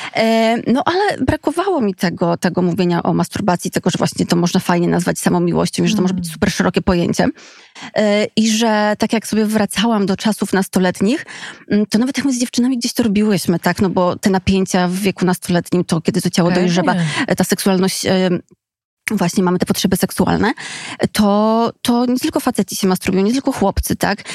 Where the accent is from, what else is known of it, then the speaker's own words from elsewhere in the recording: Skarżysko-Kamienna, Świętokrzyskie Voivodeship, Poland; Skarżyska, czyli mojego rodzinnego miasta